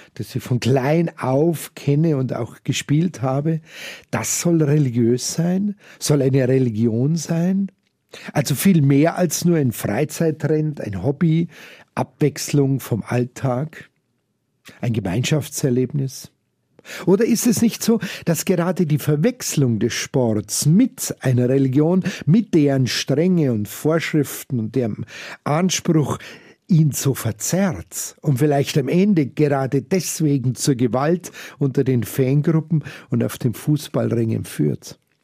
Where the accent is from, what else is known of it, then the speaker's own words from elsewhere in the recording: Munich, Bavaria, Germany; hier bei uns in München-Giesing